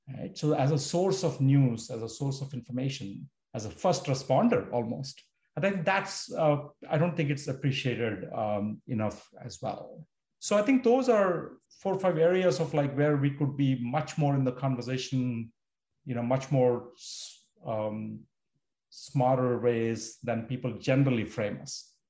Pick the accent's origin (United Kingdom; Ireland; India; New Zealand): India; moved away as an adult; now in United States; I grew up in India. I moved to the US to study